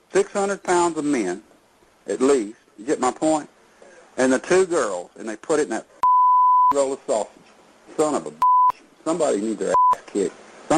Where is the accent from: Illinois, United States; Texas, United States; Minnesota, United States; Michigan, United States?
Texas, United States; I'm not from the North. I'm a Texas man.